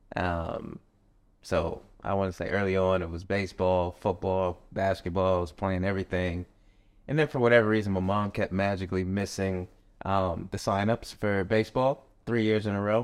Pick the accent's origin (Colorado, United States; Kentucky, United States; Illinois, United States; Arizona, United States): Arizona, United States; Tucson; moved away; also born or lived in Las Vegas, Nevada; growing up, I'm from Tucson, Arizona